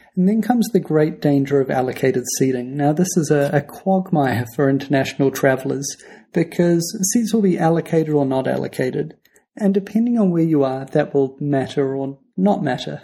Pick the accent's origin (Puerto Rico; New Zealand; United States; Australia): New Zealand; we're from New Zealand.